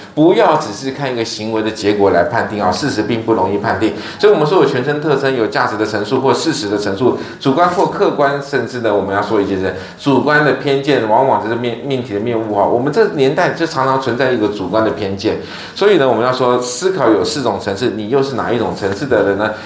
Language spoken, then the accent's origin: Chinese; Taiwan; 我们台湾人